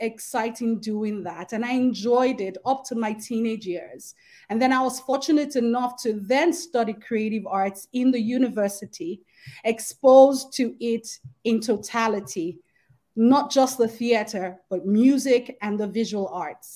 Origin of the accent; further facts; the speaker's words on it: Lagos, Nigeria; I grew up in Festac Town in Lagos State